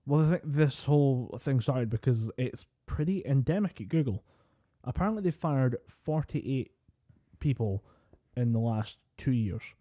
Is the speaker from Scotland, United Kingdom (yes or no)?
yes; Scotland, United Kingdom; we're Scottish